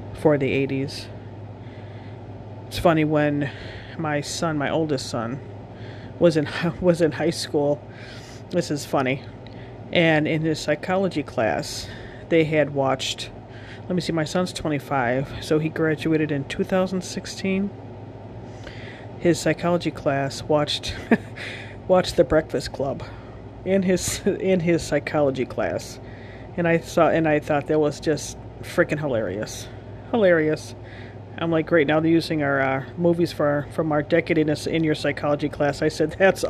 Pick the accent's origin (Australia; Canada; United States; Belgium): United States; Wisconsin; I am from Wisconsin